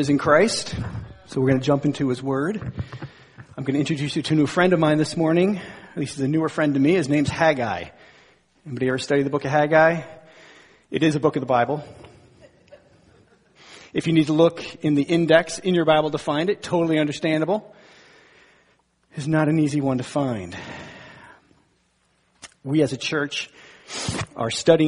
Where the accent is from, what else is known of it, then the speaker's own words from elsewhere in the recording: northern New Jersey, United States; I was born and bred in New Jersey, northern New Jersey